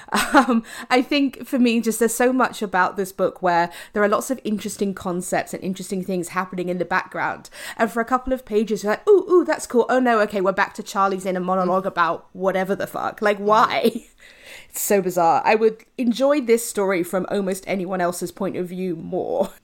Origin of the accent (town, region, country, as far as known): United Kingdom